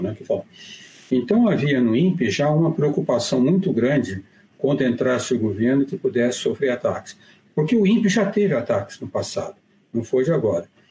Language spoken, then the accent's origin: Portuguese; Minas Gerais, Brazil; moved away; eu sou mineiro